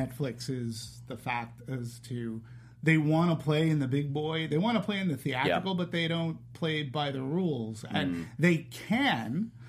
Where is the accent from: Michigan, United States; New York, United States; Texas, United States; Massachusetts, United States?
Massachusetts, United States; Boston; moved away; And I was from Boston.